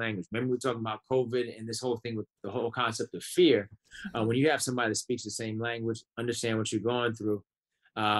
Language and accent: English; New York City, New York, United States; also born or lived in Atlanta / Buffalo / Chicago; I grew up in Brooklyn